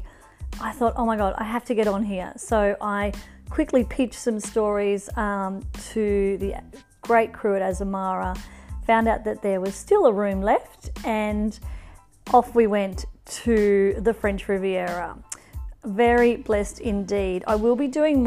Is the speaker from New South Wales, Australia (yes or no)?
yes; northern New South Wales, Australia; I am back in Australia, in my hometown in northern New South Wales